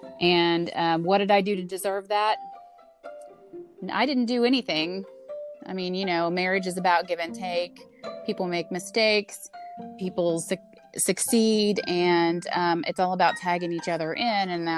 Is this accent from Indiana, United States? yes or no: yes; Indiana, United States; I'm from Indiana